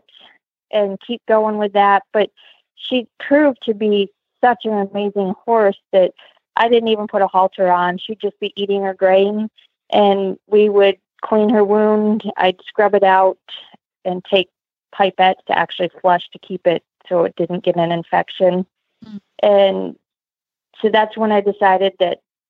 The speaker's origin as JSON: {"language": "English", "region": "Pennsylvania", "country": "United States", "tie": "born or raised there", "said": "I grew up in Pennsylvania doing 4-H"}